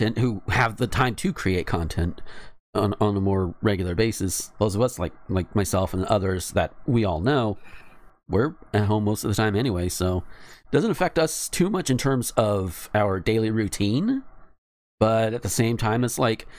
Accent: Graceville, Florida, United States; my hometown

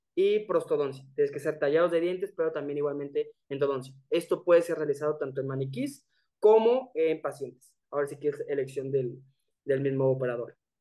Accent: Mexico; also born or lived in León, Guanajuato; nosotros como tal, los mexicanos que estudiaron la licenciatura, digamos, aquí en la Universidad en León

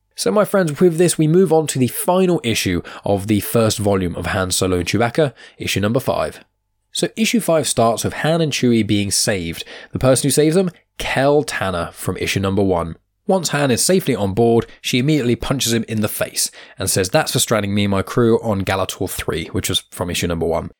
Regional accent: Southampton, South East England, United Kingdom; my hometown where I'm living right now. I say hometown, it's a city called Southampton.

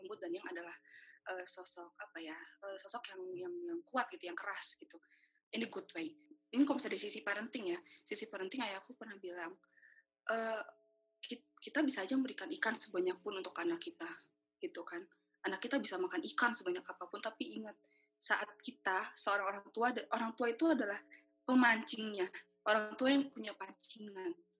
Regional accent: Indonesia; saya orang Indonesia

